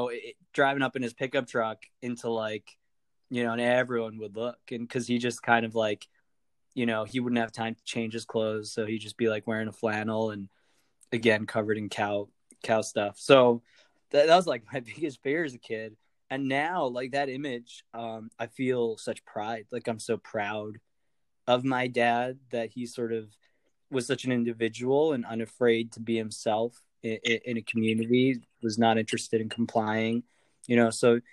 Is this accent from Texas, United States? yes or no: no; Montana, United States; My dad was a hippie and became a mountain man, lived in the middle of nowhere, Montana, out there in the wilderness